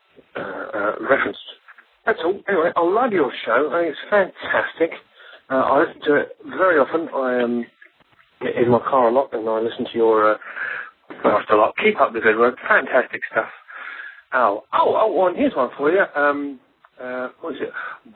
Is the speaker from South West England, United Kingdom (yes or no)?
no; London, United Kingdom; now in Wisconsin, United States; I'm from London myself